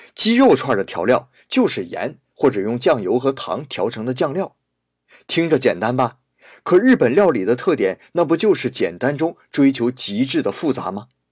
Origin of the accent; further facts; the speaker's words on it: Shenyang, Liaoning, China; moved away; 在我的老家沈阳